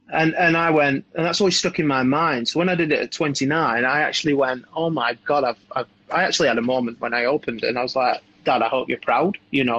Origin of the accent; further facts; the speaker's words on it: Blackburn, North West England, United Kingdom; Well, I grew up in North Manchester, so Blackburn, a little town just north of Manchester, about 30 minutes north.